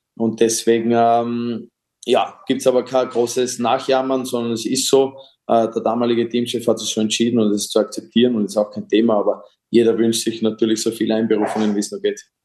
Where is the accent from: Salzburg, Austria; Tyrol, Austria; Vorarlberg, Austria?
Vorarlberg, Austria; Dornbirn; in Dornbirn auch noch, wo ich aufgewachsen bin